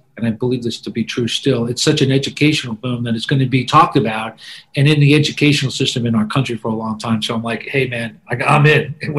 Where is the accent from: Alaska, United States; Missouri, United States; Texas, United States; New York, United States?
New York, United States; I grew up in New York